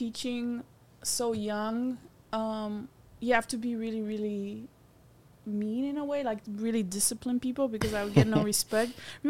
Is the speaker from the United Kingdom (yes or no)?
no; Romania; moved away as an adult; now in United States; I am originally from Romania, and I've been in the States for maybe 15 years.